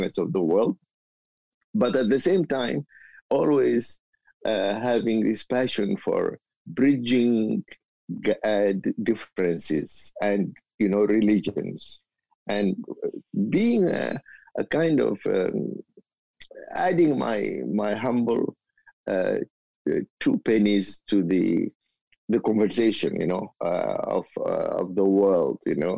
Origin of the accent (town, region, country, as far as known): Umm Ruwaba, North Kordofan, Sudan; born or raised there